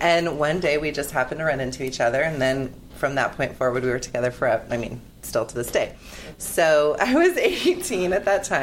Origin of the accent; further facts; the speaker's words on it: San Diego, California, United States; I'm from San Diego, and my husband and I have had a construction company for 20 years